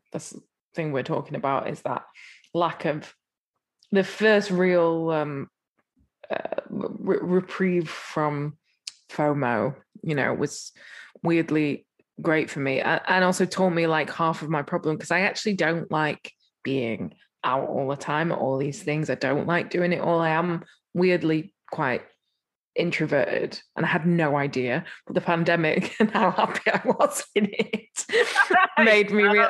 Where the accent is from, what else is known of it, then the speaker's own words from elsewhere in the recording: England, United Kingdom; I'm English